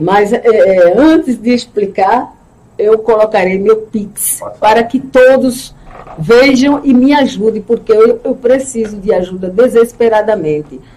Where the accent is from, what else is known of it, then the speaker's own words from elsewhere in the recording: Recife, Pernambuco, Brazil; moved away as an adult; also born or lived in Lages; now in Pedras de Fogo, Brazil; Vivi a minha vida praticamente em Recife, foram 40 anos de minha vida em Recife